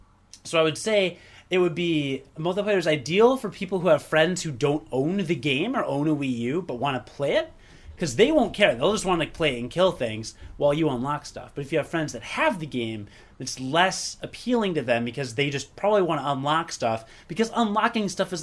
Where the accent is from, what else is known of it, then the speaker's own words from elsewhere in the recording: Ireland; I'm drinking Guinness, and we're Irish.